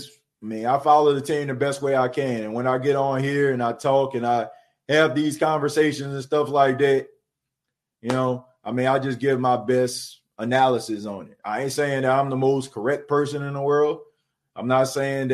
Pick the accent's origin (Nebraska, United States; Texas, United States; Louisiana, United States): Louisiana, United States; New Orleans; I was born and raised in New Orleans, man. Born and raised in New Orleans, born in the Ninth Ward